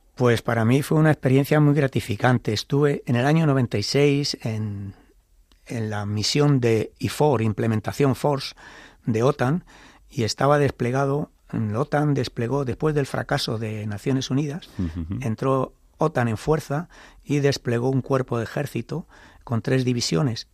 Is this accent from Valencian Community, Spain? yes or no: no; Toledo, Castilla-La Mancha, Spain; yo nací en Toledo. En mi familia no había antecedentes militares, pero vivía en el barrio de la estación